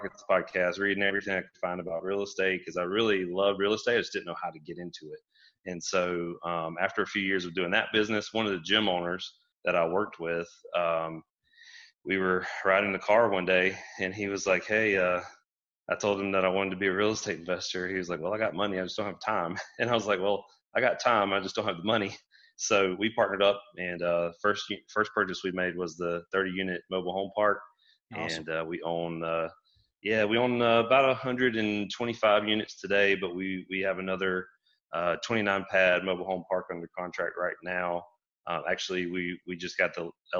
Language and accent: English; Brunswick, Georgia, United States; I grew up in Southeast Georgia in Brunswick